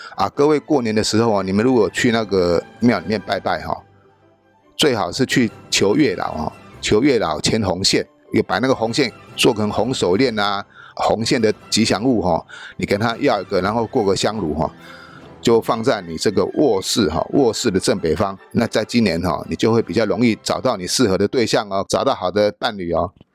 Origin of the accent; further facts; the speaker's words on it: Taiwan; 就差不多我们台湾人一般人住的一个大房间而已哈